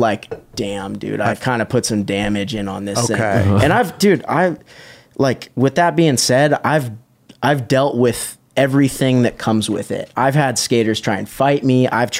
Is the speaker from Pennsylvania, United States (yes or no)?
no; Huntington Beach, California, United States; I grew up in Huntington Beach